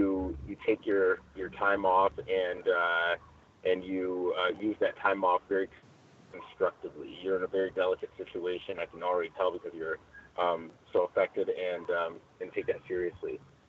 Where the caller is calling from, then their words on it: Chino, California, United States; I am reporting from Chino, California.